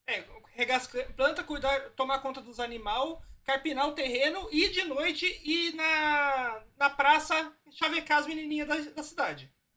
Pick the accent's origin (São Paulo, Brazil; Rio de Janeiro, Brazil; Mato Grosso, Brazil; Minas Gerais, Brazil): São Paulo, Brazil; São José dos Campos; onde eu cresci no interior, lá em São José dos Campos